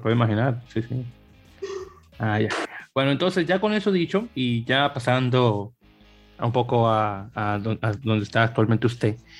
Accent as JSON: {"language": "Spanish", "country": "Dominican Republic"}